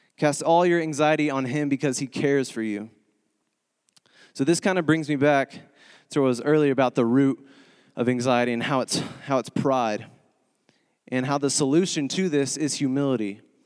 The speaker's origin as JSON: {"language": "English", "region": "Texas", "country": "United States", "tie": "born or raised there", "moved": "as an adult", "lives_now": "Springfield, United States", "said": "I'm originally from Texas, born and raised"}